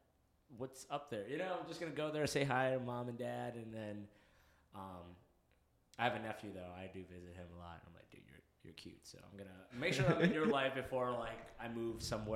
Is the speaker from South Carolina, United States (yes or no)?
no; St. Cloud, Minnesota, United States; I'm from St. Cloud, Minnesota.